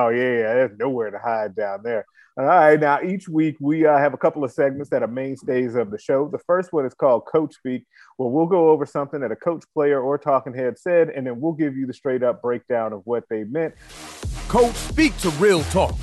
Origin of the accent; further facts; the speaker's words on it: Chicago, Illinois, United States; I grew up in Chicago.